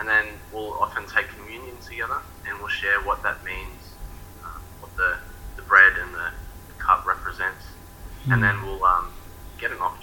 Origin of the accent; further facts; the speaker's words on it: Melbourne, Victoria, Australia; moved away as an adult; now in Sorell, Australia; I'm originally from Melbourne